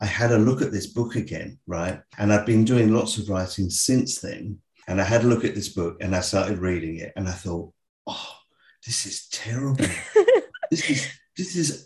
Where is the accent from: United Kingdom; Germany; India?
United Kingdom; England; moved away as an adult; now in Australia; I'm actually English.